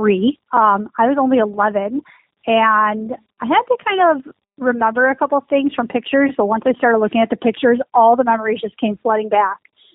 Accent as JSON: {"language": "English", "town": "Buffalo", "region": "New York", "country": "United States", "said": "We're from Buffalo"}